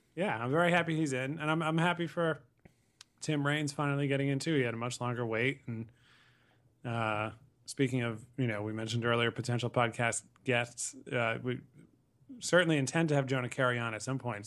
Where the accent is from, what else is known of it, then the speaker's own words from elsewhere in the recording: Connecticut, United States; I saw a lot of games growing up in Connecticut